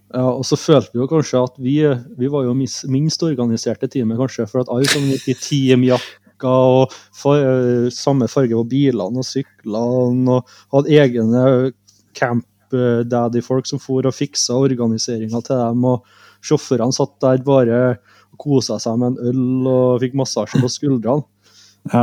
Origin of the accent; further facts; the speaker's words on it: Norway; Vi er jo bare fra Norge